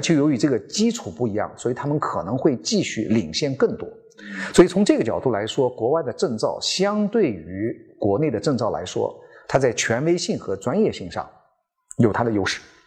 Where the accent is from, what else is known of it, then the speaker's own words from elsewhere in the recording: China; 我们中国人总是 有一些传统的概念影响着我们的生活